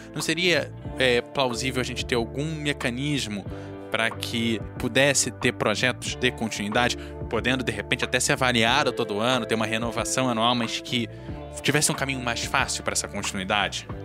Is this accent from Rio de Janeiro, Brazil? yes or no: yes; Rio de Janeiro, Brazil; moved away; a gente vem do Rio de Janeiro